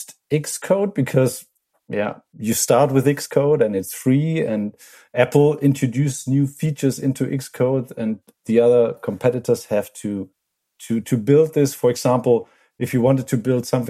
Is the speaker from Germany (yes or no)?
yes; Germany; from Germany.